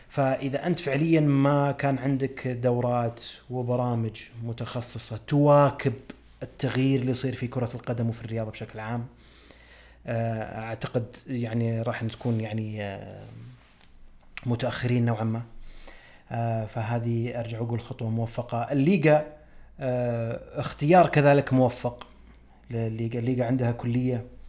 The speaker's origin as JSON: {"language": "Arabic", "country": "Saudi Arabia", "said": "عندنا في السعودية"}